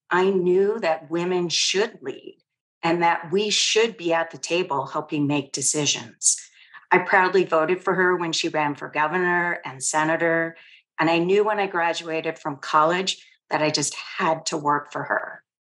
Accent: San Francisco, California, United States; I consider myself lucky to be have have born and been born and raised in the city of San Francisco

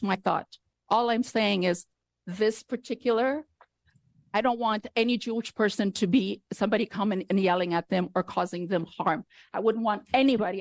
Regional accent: Afghanistan; now in United States; I was born in Afghanistan

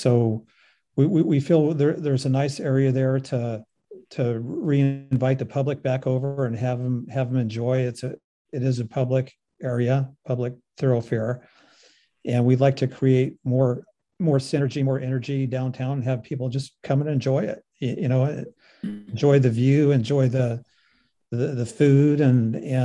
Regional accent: Sausalito, California, United States; I grew up in Sausalito

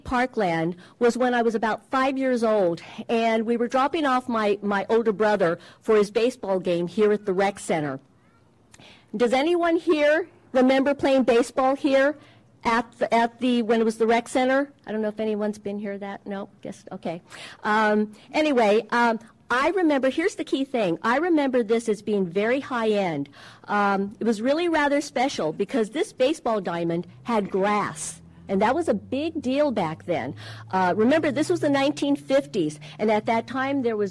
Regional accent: Huntington Beach, California, United States; we grew up here in Huntington Beach

